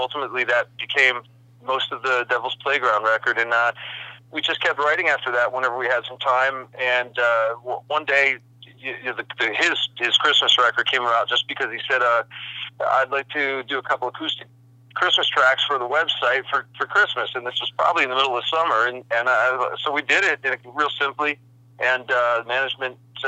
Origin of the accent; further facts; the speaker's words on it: New Jersey, United States; I grew up in New Jersey